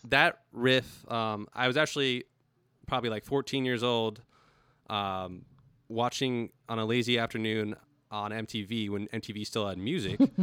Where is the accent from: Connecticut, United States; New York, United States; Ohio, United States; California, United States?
California, United States; El Cajon; also born or lived in La Mesa, California; was born in La Mesa and grew up in El Cajon, California